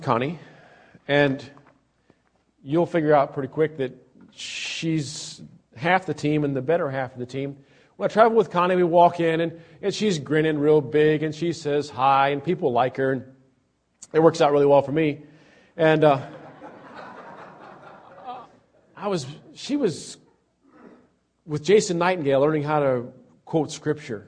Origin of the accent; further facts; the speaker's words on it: Australia; moved away; I'm an Australian citizen